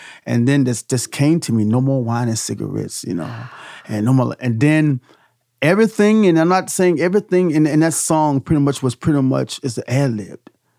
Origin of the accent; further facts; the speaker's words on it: Petersburg, Virginia, United States; I said, I'm from, let's clear it up. I'm from, Petersburg